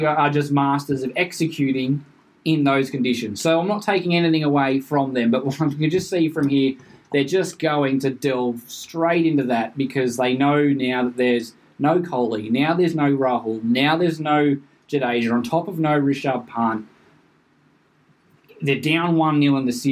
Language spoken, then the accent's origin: English; Australia; I'm an Aussie